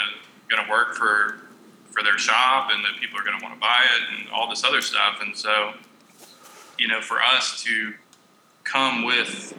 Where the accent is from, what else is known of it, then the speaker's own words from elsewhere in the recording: Texas, United States; we're from Texas